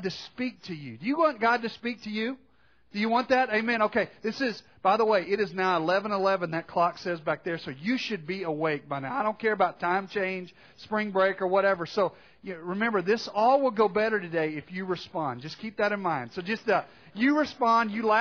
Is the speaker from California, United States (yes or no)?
no; Arkansas, United States; growing up in Arkansas